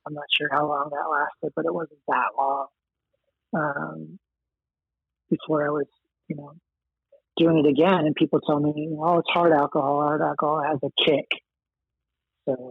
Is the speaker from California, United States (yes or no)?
yes; Los Angeles, California, United States; also born or lived in Queens, New York; we moved a bunch of times by the time I was five and ended up in LA around there